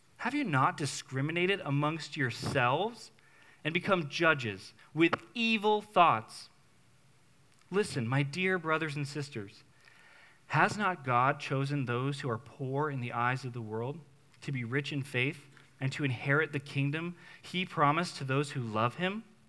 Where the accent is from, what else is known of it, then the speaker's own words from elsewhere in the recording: New England, United States; moved away; I'm a New Englander. I will never badmouth New England outside of New England, okay? I, I love my hometown